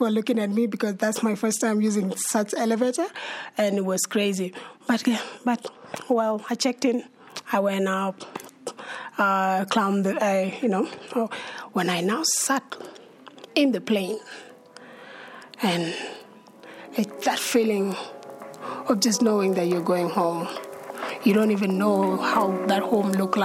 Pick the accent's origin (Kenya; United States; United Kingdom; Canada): Kenya; also born or lived in South Sudan; I was born in Kenya, and I grew up along the border of between Kenya and South Sudan.